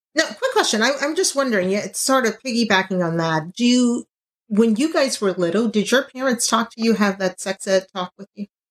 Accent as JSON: {"language": "English", "region": "Louisiana", "country": "United States", "said": "I'm from Louisiana"}